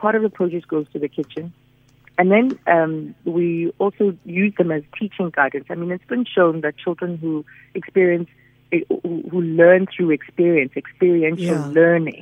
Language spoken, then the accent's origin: English; Soweto, Gauteng, South Africa; when we were growing up in Soweto